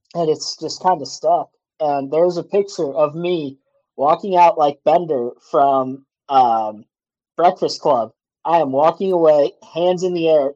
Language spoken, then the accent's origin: English; Kankakee, Illinois, United States; moved away as an adult; where I grew up in Kankakee, Illinois area, mm-hmm. I grew up three miles from one of the biggest limestone mines